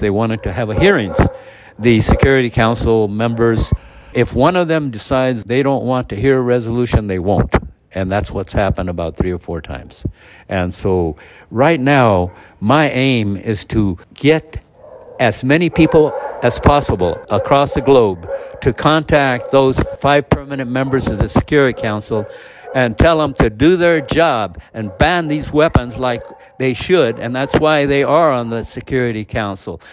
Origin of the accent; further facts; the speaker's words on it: United States; I'm an American